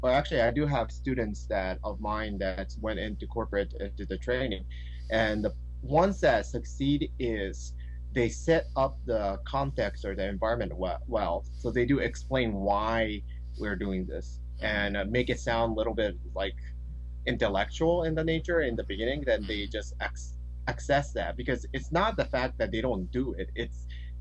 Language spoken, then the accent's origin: English; Tokyo, Japan; moved away as an adult; also born or lived in United States; I was born and raised in Tokyo, Japan, till 18